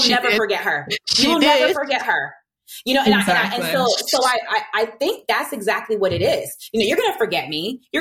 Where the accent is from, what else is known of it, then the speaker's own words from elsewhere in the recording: Virginia Beach, Virginia, United States; first language English; moved away; I'm from Virginia Beach. I'm going home next month